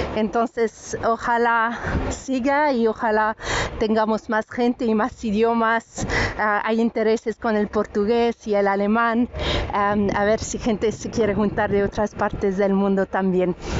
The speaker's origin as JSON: {"language": "Spanish", "country": "France", "tie": "born or raised there", "first_language": "French", "second_language": "Spanish", "moved": "yes", "lives_now": "Ireland", "said": "el francés, que es mi idioma eh, nativo de cuando era pequeña, viví en Francia."}